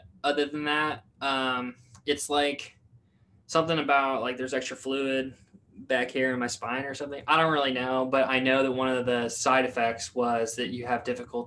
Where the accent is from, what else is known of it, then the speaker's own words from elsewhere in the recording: Jefferson City, Missouri, United States; I grew up in Jefferson City, Missouri